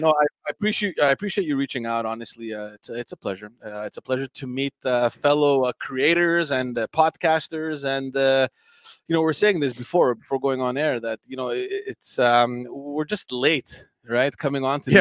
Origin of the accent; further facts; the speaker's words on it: Montreal, Quebec, Canada; also born or lived in Greece; we knew each other from from Park X, from growing up in Park X